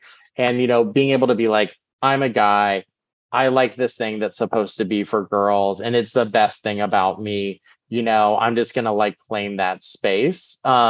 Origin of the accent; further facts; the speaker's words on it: Texas, United States; I think when you grow up queer, I grew up in Texas, like you're finding like your personality